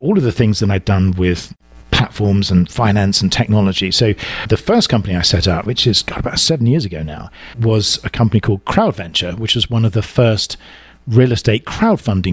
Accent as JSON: {"language": "English", "region": "England", "country": "United Kingdom", "accent": "deep southern", "moved": "as an adult", "lives_now": "Southern California, United States", "said": "I'm originally from England, as you can tell from my sort of deep southern accent. I moved over here almost 8 years ago, and I landed in Southern California"}